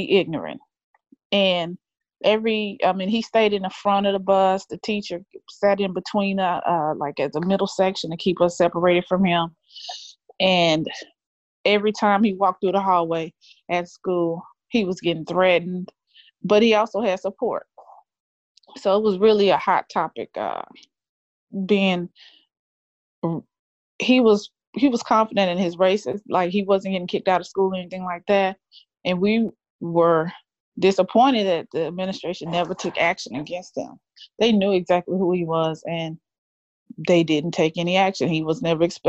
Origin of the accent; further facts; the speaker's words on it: Pasadena, Texas, United States; I grew up in Pasadena school district